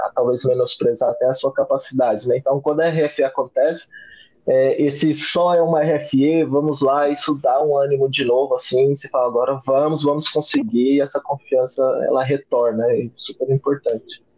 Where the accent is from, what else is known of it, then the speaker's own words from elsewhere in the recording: Goiânia, Goiás, Brazil; eu sou natural de Goiânia, então eu comecei uma faculdade em Goiânia